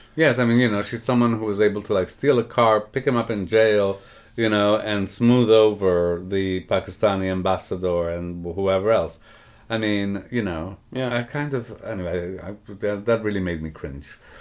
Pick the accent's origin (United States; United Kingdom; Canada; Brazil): Canada; I grew up in Canada